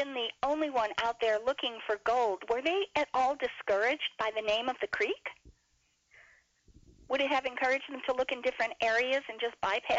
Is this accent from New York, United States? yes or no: yes; New York, United States; now in Florida, United States; I'm originally from New York